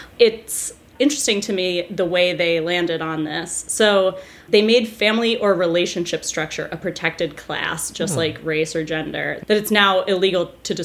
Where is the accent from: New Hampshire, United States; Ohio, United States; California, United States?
New Hampshire, United States; I'm a New England gal. I'm from New Hampshire.